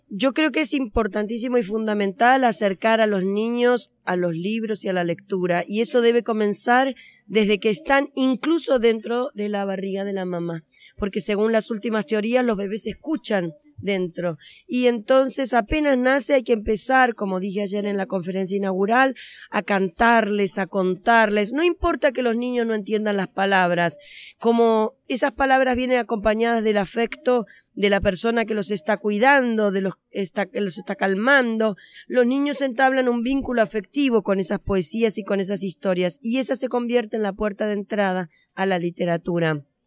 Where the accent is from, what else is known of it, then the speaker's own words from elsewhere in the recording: Argentina; vengo de Argentina, como se me nota en cuanto empiezo a hablar